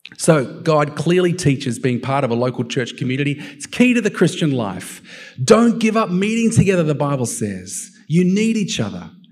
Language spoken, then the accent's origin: English; Australia; also born or lived in United States; as an Aussie, Aussie